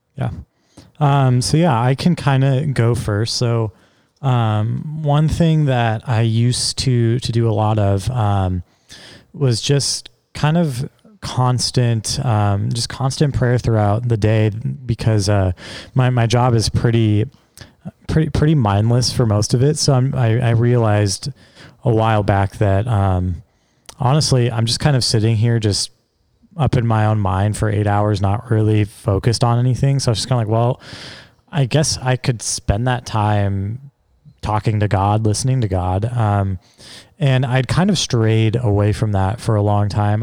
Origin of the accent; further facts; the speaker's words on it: Seattle, Washington, United States; my hometown, like Seattle's where I'm from